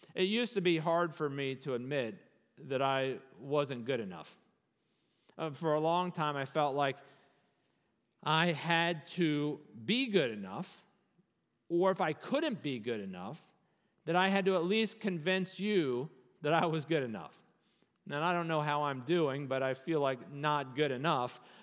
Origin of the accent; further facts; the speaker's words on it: Virginia, United States; As a Virginian